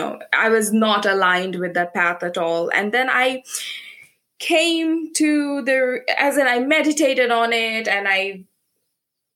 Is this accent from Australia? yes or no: no; Bangladesh; now in United Kingdom; I am originally from Bangladesh